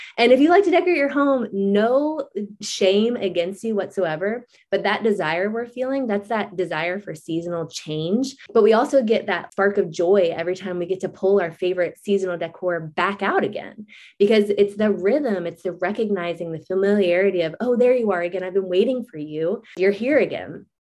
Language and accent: English; Florida, United States; moved away; we moved from Florida that doesn't have any season. I mean, it basically has hot and hotter. That's really just the only, and we're from a beach town.